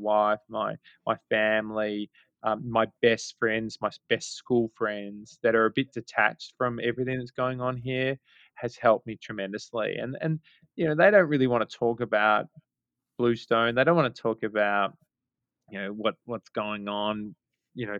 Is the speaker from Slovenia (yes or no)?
no; Melbourne, Victoria, Australia; moved away as an adult; now in New York City, United States; We're both from Australia, both from Melbourne, Australia